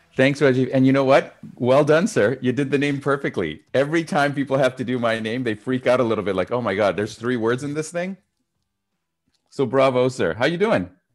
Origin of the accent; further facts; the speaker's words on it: Canada; also born or lived in Montreal; I'm Canadian.